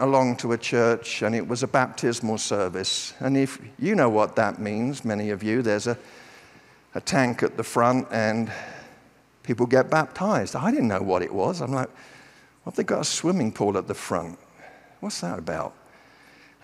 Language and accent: English; United Kingdom; I'm British